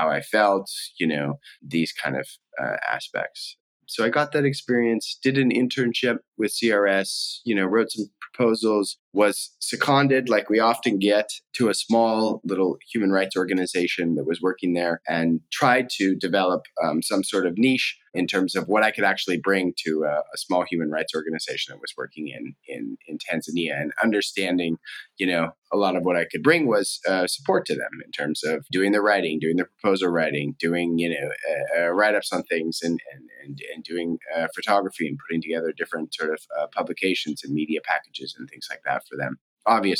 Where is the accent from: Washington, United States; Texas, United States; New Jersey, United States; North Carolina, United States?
Washington, United States; Spokane; moved away as an adult; I grew up in Spokane, Washington